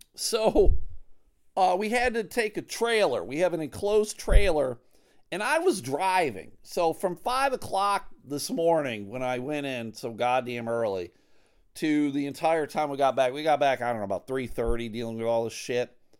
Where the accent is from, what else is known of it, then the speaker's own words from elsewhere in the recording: Buffalo, New York, United States; now in Michigan, United States; I'm from Buffalo, New York